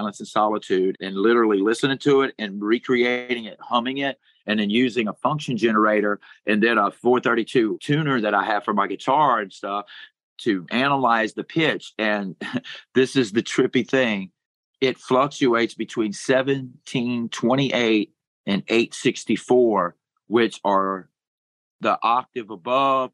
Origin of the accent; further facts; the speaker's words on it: Crowley, Louisiana, United States; I was born in Crowley, Louisiana